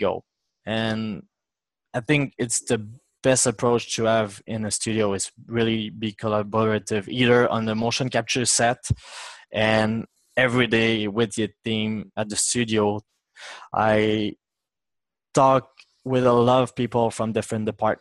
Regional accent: Mississauga, Quebec, Canada; now in Quebec City, Canada; I'm actually from Mississauga, which is pretty close

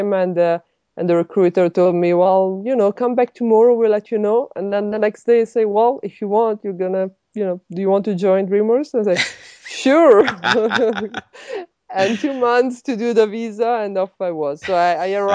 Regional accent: Milan, Lombardy, Italy; English is a second language; moved away as an adult; I'm from Italy, so I grew up in Italy and studied there. I went to actually French school in Milano

